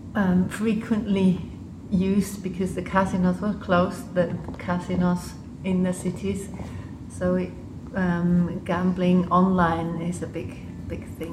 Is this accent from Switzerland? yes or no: yes; Switzerland; accent: quite English; English is a second language; also born or lived in Liechtenstein; I grew up in Switzerland. Um, part, part of the time in Switzerland, and the other part I grew up in the Principality of Liechtenstein